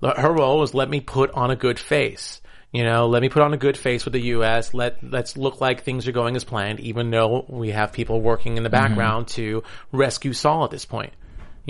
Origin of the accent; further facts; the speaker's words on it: United States; as an American